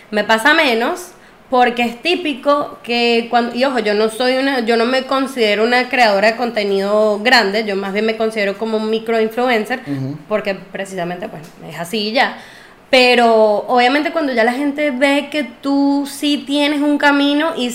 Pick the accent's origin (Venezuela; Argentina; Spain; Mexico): Venezuela; Yo soy más venezolana que la arepa, pero mis raíces son árabes